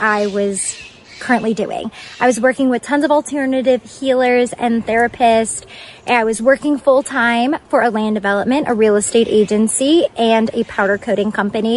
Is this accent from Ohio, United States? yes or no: no; New York City, New York, United States; moved away; I grew up on Cranberry Court in Staten Island